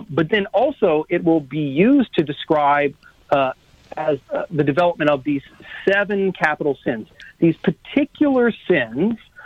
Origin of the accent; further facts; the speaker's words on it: South Louisiana, United States; I'm from South Louisiana.